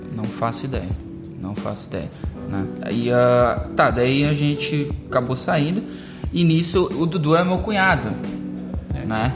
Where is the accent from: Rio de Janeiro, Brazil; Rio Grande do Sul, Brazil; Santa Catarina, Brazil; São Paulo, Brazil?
Rio Grande do Sul, Brazil; Teutônia; eu sou lá de Teutônia, né? nasci em Teutônia